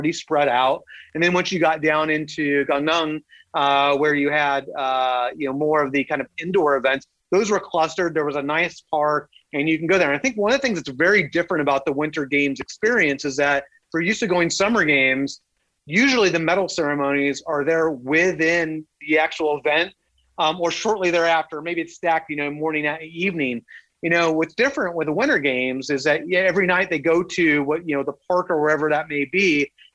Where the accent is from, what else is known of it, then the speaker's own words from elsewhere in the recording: Southern California, United States; I grew up in Southern California. I'm a Southern California kid, warm weather my entire life.